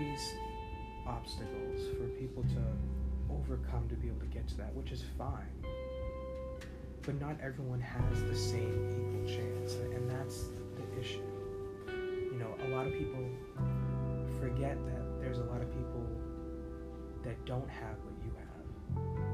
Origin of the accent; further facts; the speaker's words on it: United States; as an American